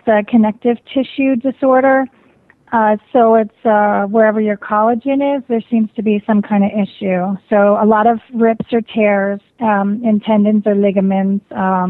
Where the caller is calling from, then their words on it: Phoenix, Arizona, United States; I'm calling from Phoenix, Arizona.